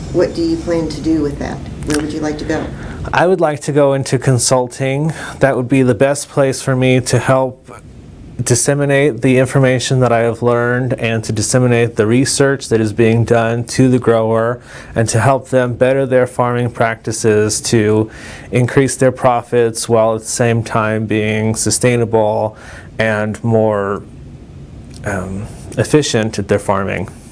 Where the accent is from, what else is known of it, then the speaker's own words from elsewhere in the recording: Covina, California, United States; moved away as an adult; also born or lived in Pomona, California; now in Lincoln, Nebraska, United States; I'm originally from California, from a town in uh, eastern Los Angeles County called Covina